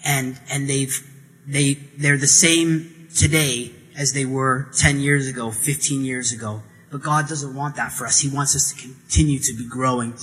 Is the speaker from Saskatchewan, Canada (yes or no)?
no; Hay River, Northwest Territories, Canada; moved away; I grew up in the Northwest Territories in Northern Canada